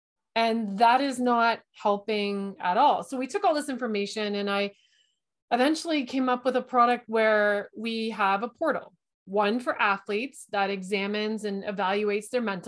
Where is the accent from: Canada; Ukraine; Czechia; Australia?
Canada; London, Ontario; I think I'm from London, Ontario. We're in Canada.